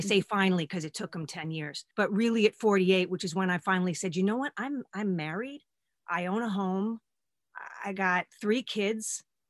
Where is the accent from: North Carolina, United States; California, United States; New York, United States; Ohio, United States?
New York, United States; we're also born and raised in New York, American Italian homes